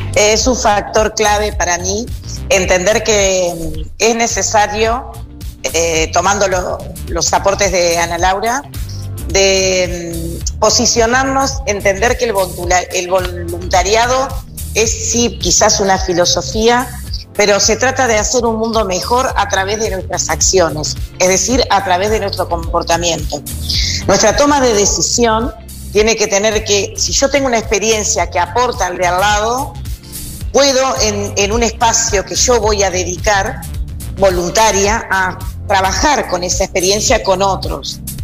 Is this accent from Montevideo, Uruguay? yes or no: yes; Montevideo, Uruguay; Yo nací en Montevideo, vivo en Montevideo.